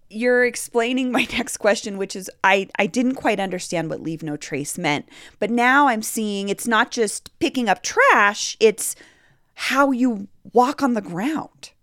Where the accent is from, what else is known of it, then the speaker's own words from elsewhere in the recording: Colorado, United States; I grew up in Colorado